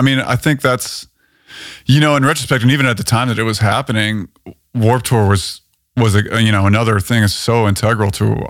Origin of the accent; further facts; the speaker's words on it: Boulder, Colorado, United States; moved away as an adult; also born or lived in Lincoln, Nebraska / Toronto, Canada; now in Los Angeles, United States; I was, you know, fortunate enough to get out of Lincoln, Nebraska when I was 3 years old. So I then was kind of raised in Boulder, Colorado, which is, it's an amazing place